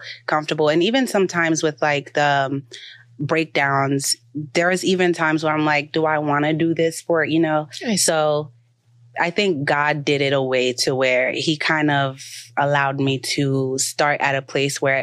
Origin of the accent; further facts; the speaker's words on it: Haiti; moved away; also born or lived in Port-au-Prince, Haiti; I grew up in Lagunav, Haiti, which was like very stereotypical, like the hut type of living